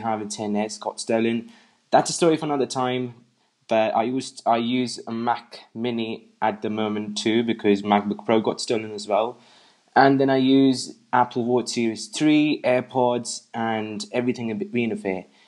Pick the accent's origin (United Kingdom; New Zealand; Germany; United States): United Kingdom; England; I'm from England